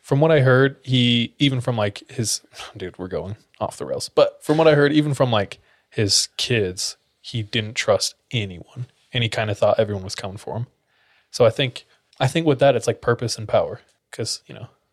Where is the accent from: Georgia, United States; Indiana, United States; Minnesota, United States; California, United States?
California, United States; where I grew up in California is the Orange Capital of, like, the world.